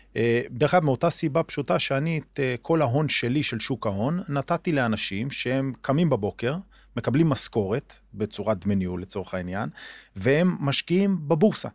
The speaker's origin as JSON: {"language": "Hebrew", "town": "Omer", "region": "Southern District", "country": "Israel", "tie": "born or raised there", "said": "אני גדלתי בעומר, בילדותי"}